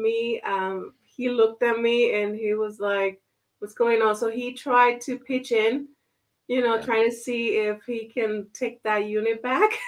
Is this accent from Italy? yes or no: no; Puerto Rico; moved away as an adult; now in Pittsburgh, United States; born and raised in Puerto Rico